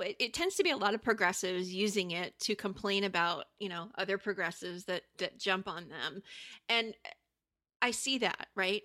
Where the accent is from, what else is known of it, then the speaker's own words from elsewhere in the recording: Allentown, Pennsylvania, United States; I grew up in Allentown